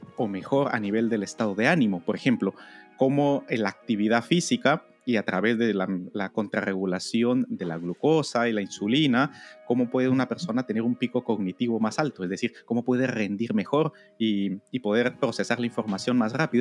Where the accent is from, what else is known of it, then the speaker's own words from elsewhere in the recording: Guatemala; yo crecí en Guatemala